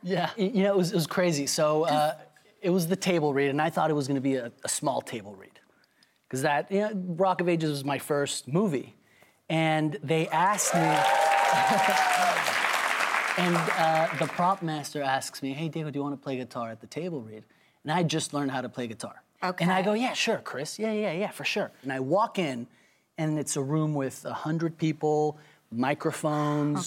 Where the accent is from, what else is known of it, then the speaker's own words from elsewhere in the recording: Mexico City, Mexico; I'm from Mexico City